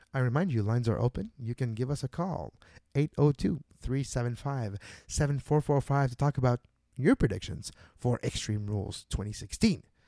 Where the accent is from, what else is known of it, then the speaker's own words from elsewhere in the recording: Montreal, Quebec, Canada; my hometown of Montreal